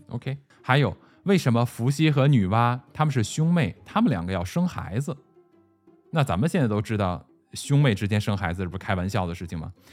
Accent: China; 我们中国人提到的这种上古传说呀

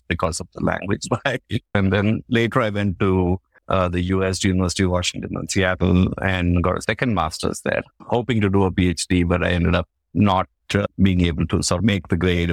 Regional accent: India; also born or lived in Koraput, Odisha / Karnataka (ancestry); I grew up in India, in, I guess, we are Kannadigas, so we're actually one of the natives of Bangalore and Mysore

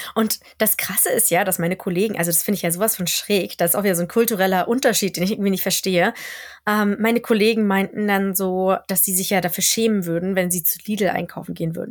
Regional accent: Germany; now in Sweden; als Deutscher

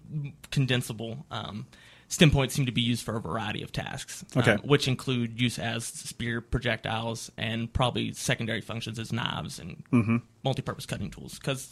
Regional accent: West Virginia, United States; accent: Appalachian; No, I'm actually originally from West Virginia.

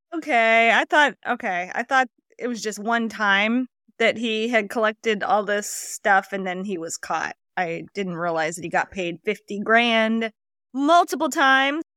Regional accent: Houma, Louisiana, United States; my hometown

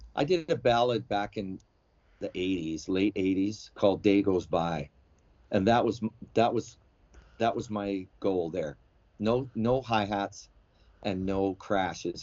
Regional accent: Alberta, Canada; moved away as an adult; now in China; when I was growing up in Alberta

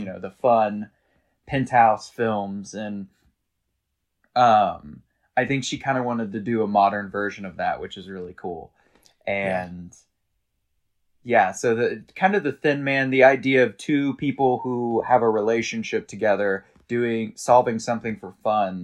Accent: Arkansas, United States; now in New York City, United States; growing up in Arkansas

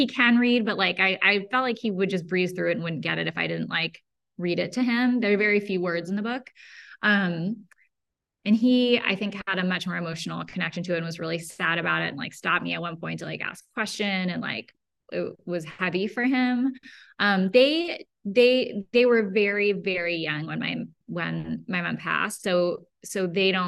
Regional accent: Berkeley, California, United States; also born or lived in Emeryville / Oakland / El Cerrito; I grew up here. I was born in Berkeley. I lived in all the little towns around here, like Emeryville, Oakland, El Cerrito, all within a 20-mile radius

